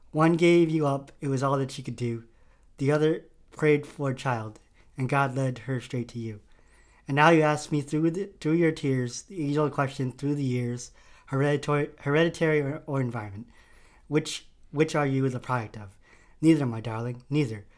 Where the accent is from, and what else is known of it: Connecticut, United States; also born or lived in Manila, Philippines